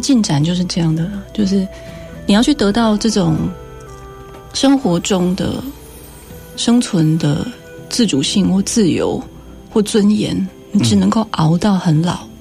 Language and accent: Chinese; Tainan, Taiwan; first language Taiwanese Hokkien; Chinese is a second language; moved away as an adult; now in Taipei, Taiwan; 但我在台南长大的呀，而且我是台南养大的